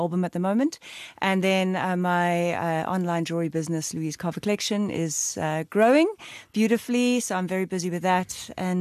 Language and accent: English; Cape Town, Western Cape, South Africa; I was born in Cape Town. First generation South African, my parents immigrated from England.